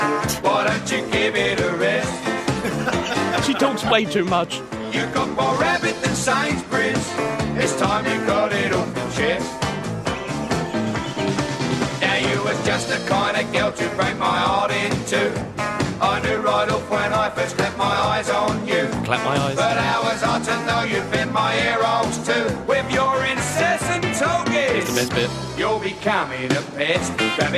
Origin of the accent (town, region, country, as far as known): London, United Kingdom; accent: Cockney